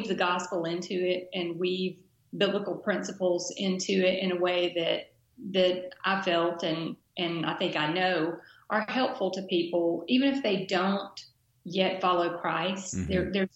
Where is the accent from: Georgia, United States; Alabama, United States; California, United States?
Alabama, United States; Dothan; my hometown daily newspaper, great guy named Bill Perkins. The Dothan Eagle